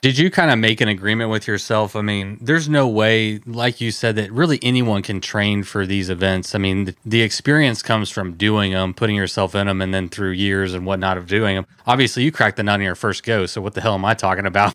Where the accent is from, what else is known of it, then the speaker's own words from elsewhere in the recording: Texas, United States; I'm from Texas